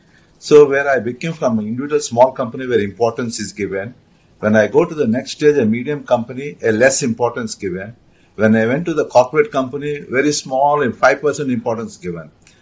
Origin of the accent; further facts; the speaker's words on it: Singapore; I grew up from in Singapore. I joined as an engineer and I became a GM today in this company.